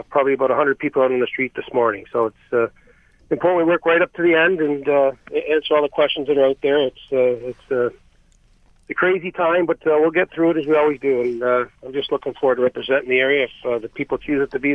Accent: Toronto, Ontario, Canada; I grew up down here in South Etobicoke, Ward 6

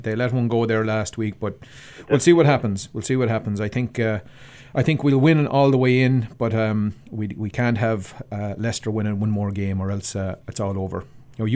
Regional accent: Abbeyleix, Laois, Ireland; now in Toronto, Canada; my hometown there in Abbey Leaks

